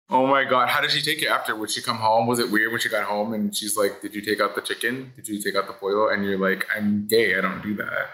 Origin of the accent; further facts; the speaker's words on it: Los Angeles, California, United States; born and raised in Hollywood